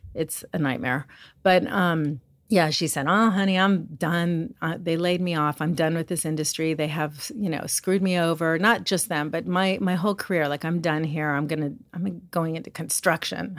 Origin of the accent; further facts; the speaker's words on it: Los Angeles, California, United States; I'm a makeup artist. I'm from Hollywood, California.